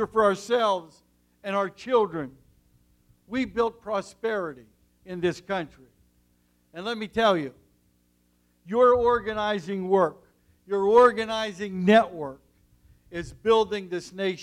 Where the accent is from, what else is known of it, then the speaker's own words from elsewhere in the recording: Nemacolin, Pennsylvania, United States; I came from coal country, from the mountains and the valleys of southwestern Pennsylvania, from a small town called Nemacolin